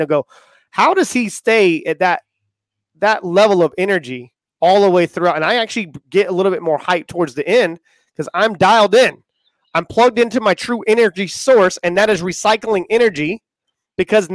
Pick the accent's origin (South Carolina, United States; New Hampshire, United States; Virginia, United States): South Carolina, United States; Charleston; I was born in Charleston, South Carolina, and I grew up right next to my grandparents.